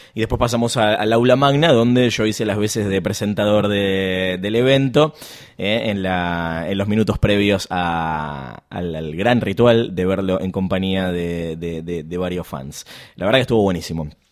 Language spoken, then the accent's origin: Spanish; Argentina; Soy argentina